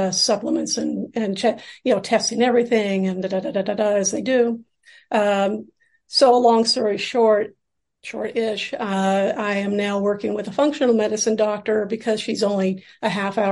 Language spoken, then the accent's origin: English; Seattle, Washington, United States; moved away as an adult; now in New York City, United States; I grew up in Seattle and I came out to New York City for graduate school in theater set design.